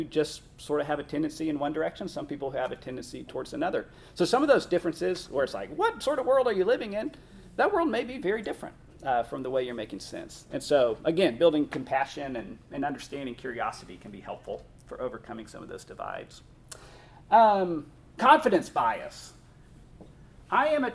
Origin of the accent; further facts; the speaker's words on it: Northern Colorado, United States; I grew up in Northern Colorado